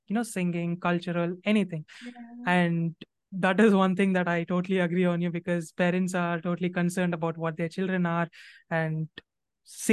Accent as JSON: {"language": "English", "town": "Bangalore", "region": "Karnataka", "country": "India", "tie": "born or raised there", "said": "I grew up in Bangalore"}